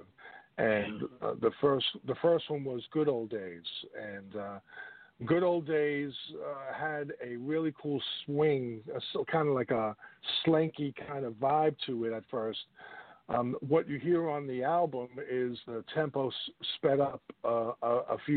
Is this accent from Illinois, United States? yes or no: no; New York, United States; moved away as an adult; also born or lived in Richmond, Virginia / Washington, D.C.; I left 95 from New York to Richmond, and then from Richmond to Washington, D.C.